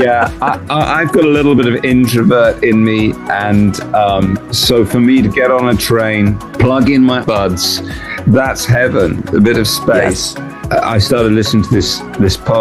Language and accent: English; England, United Kingdom; we're English